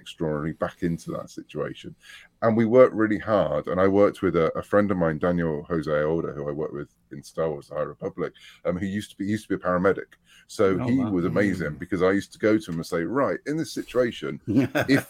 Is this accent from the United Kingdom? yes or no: yes; United Kingdom; I was brought up on Doctor Who in the UK